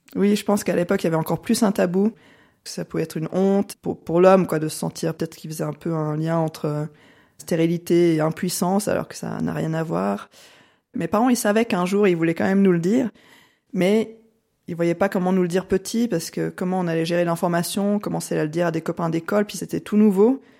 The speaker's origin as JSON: {"language": "French", "area": "French-speaking Switzerland", "region": "Romandy", "country": "Switzerland", "tie": "born or raised there", "said": "J'ai grandi en Suisse romande, enfin je vis toujours en Suisse romande."}